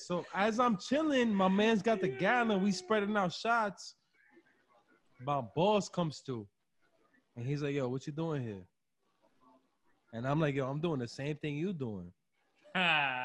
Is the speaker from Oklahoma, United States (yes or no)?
no; New York City, New York, United States; I'm from the Bronx